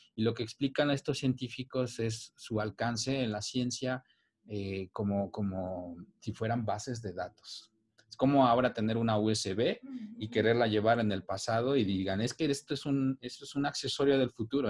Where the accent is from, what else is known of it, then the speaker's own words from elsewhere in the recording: Cuetzalan, Puebla, Mexico; yo soy originario de Cuetzalan, es un pueblo mágico que se encuentra en la Sierra Nororiental de Puebla